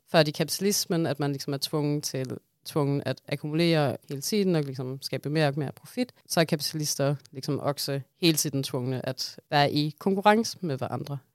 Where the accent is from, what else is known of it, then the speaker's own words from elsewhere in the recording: Denmark; accent: strong Danish accent; Swedish is a second language; moved away; jag är en dansk marxist